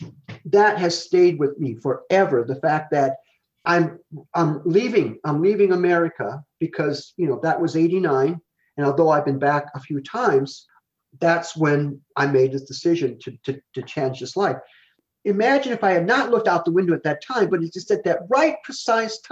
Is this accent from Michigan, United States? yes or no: no; Illinois Valley, United States; born or raised there; moved away; also born or lived in Texas